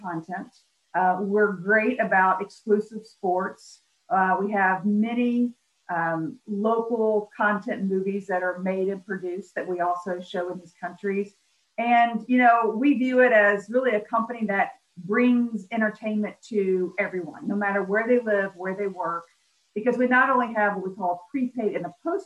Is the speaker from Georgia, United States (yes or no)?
no; Memphis, Tennessee, United States; I grew up in Memphis, Tennessee, one of three kids